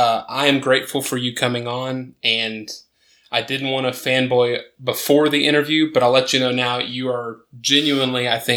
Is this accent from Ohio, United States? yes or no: no; Dallas, Texas, United States; also born or lived in McKinney, Texas; So I was born and raised in Dallas, Texas, and I grew up on the suburbs of Dallas, truly.